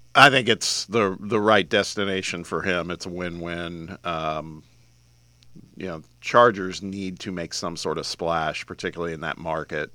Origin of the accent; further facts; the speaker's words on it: Midwest, United States; now in Tennessee, United States; when I was growing up in the Midwest